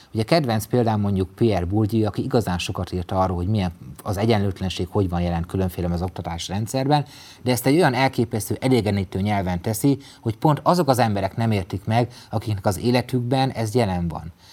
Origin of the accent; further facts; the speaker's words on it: Mezőtúr, Jász-Nagykun-Szolnok, Hungary; egy kisvárosból, mezőtúról származom